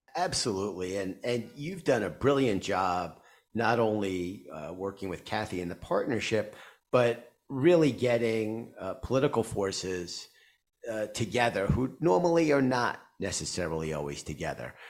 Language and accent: English; New York City, New York, United States; I grew up in Queens.